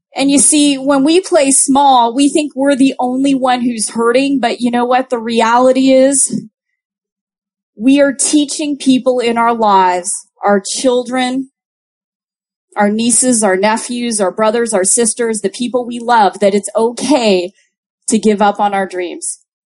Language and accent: English; Toronto, Ontario, Canada; I'm from Toronto